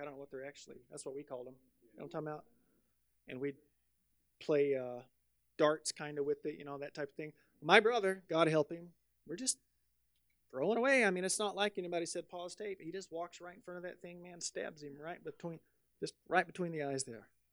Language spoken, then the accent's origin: English; the South, United States; moved away; I'm from the South